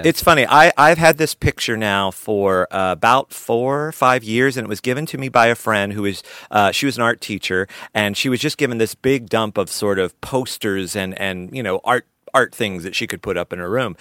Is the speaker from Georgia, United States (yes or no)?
yes; Albany, Georgia, United States; the community theater I grew up in in Albany, Georgia